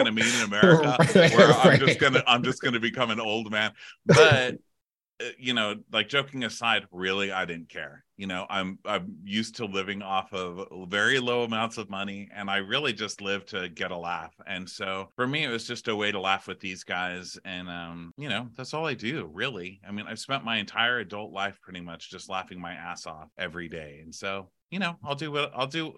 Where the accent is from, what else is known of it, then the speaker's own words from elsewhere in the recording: El Paso, Texas, United States; moved away as an adult; also born or lived in New York City / Los Angeles; now in Austin, United States; I'm from El Paso, Texas. I moved to New York City, the big city, mm-hmm. on my 18th birthday.